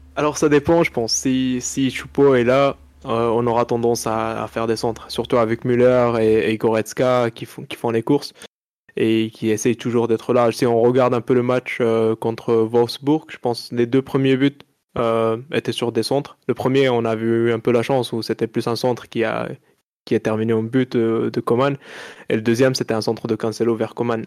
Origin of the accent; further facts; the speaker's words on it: Morocco; first language Arabic; French is a second language; moved away; j'ai grandi au Maroc, donc euh, je parle très bien d'Arija